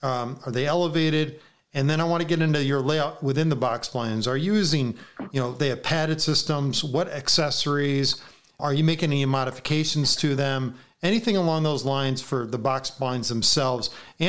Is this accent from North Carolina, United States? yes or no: no; New York, United States; being a New Yorker